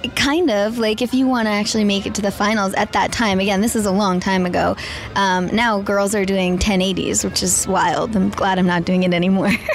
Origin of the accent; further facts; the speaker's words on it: Whistler, British Columbia, Canada; I am from Whistler, British Columbia. I grew up skiing and figure skating